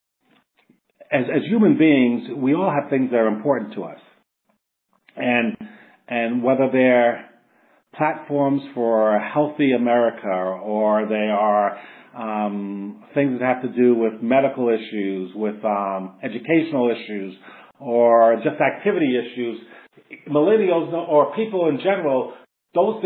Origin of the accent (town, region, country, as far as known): New York City, New York, United States; born or raised there